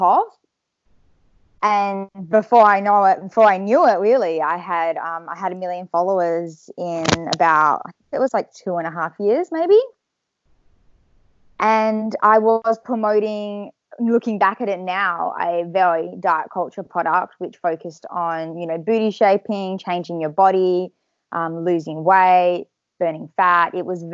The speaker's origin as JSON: {"language": "English", "town": "Perth", "region": "Western Australia", "country": "Australia", "said": "I'm from Perth, Western Australia"}